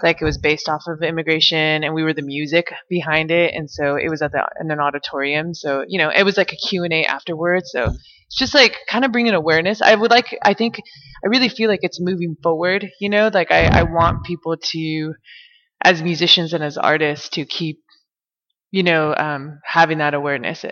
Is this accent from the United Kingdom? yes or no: no; United States; 100% Mexican, you know, and then being, you know, raised in America